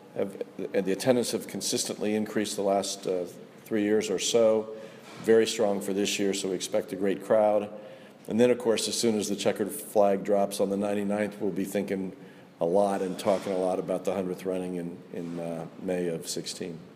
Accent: Indianapolis, Indiana, United States; I grew up in Indianapolis

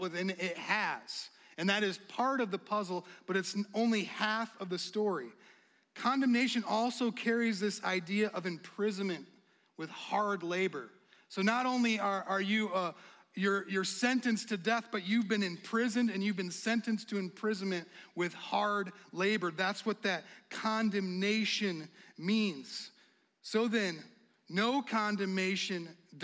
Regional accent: United States; as an American

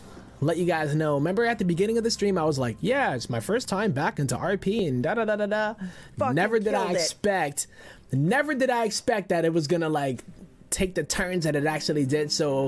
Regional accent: United States; Even as an American man

